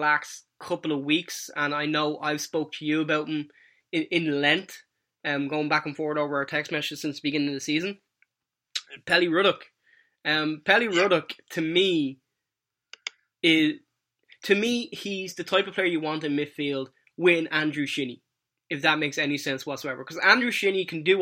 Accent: Ireland; now in United States; as an Irish living in America

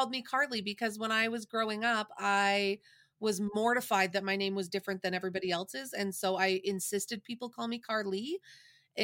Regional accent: Canada; because we're Canadian

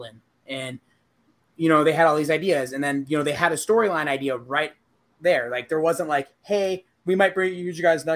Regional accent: Akron, Ohio, United States; my hometown or in Akron

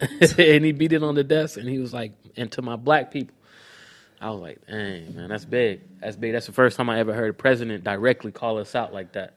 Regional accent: Clayton County, Georgia, United States; I'm from Clayton County

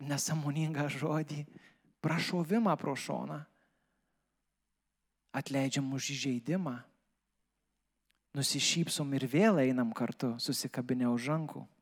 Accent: Lithuania; mes kaip lietuviai

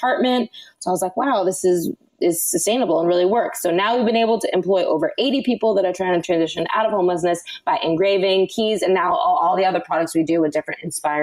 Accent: Los Angeles, California, United States; born or raised there

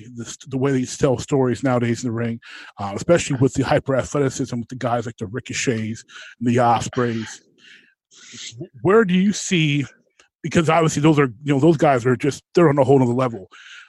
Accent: Midwest, United States; I'm never, as a Midwesterner by nature, I've never been a Southern wrestling guy.

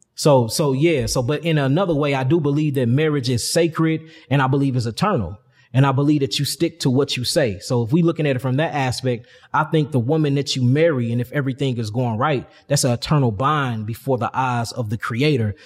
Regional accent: St. Louis, Missouri, United States; I'm from St. Louis, one of the, the real murder capital yeah of the United States. I'm from, and I'm from the gutter. So, you know, growing up out there

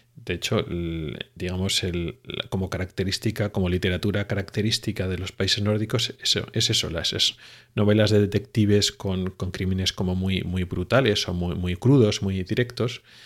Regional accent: Spain; now in Sweden

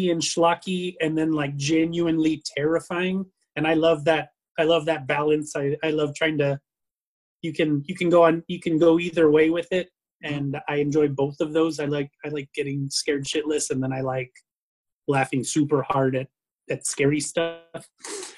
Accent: El Paso, Texas, United States; moved away; I'm originally from Tatooine, or El Paso, Texas, as it's called

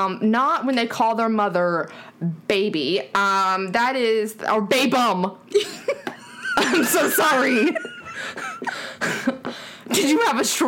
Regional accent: Southern United States, United States; we are from the South.

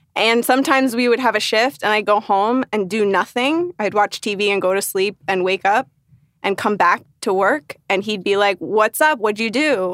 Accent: Northern Virginia, United States; moved away as an adult; now in Los Angeles, United States; I grew up in Nova, Northern Virginia, as the, well, no, the locals call it Nova

